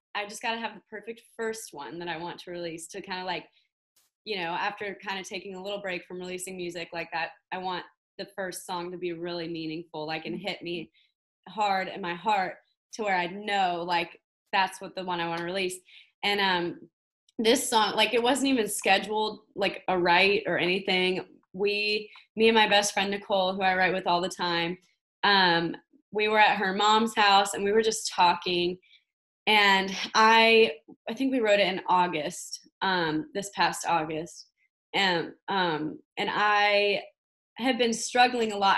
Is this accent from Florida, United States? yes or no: yes; Orlando, Florida, United States; moved away as an adult; now in Nashville, United States; I grew up in Orlando, Florida, which is where I am right now. Um, I lived here till I was 18. Um, right after high school, I moved to Nashville